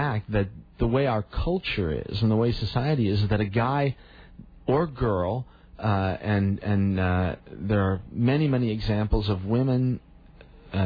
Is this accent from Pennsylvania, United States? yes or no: no; Rockford, Illinois, United States; Dr. Heisen and I were both born in Rockford